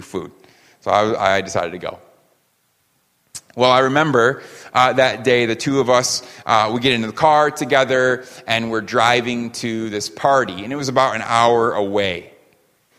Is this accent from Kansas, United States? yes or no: no; New York, United States; also born or lived in California; I'm a New Yorker